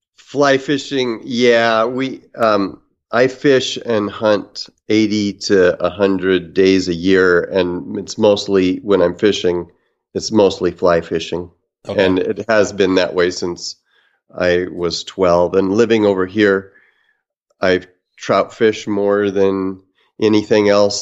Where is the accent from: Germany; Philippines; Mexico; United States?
United States; Kalama, Washington; also born or lived in Vancouver, Washington; I grew up in the Northwest um, on the Kalama River, on the North Fork Lewis, and then lived on the Columbia. So Kalama, Washington, and uh, Vancouver, Washington.